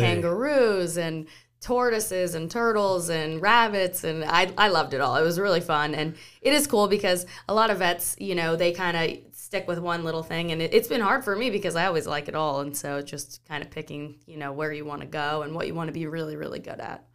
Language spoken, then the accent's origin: English; Maui, Hawaii, United States; moved away as an adult; also born or lived in San Luis Obispo, California; now in Charleston, United States; I grew up in Hawaii